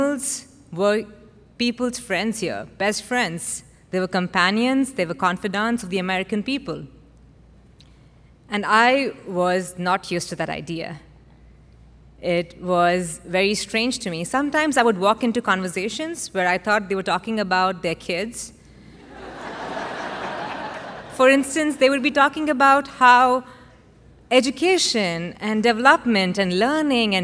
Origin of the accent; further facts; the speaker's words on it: India; moved away as an adult; also born or lived in Austin, Texas; now in Houston, United States; I grew up in India, where animals live a very different life from us humans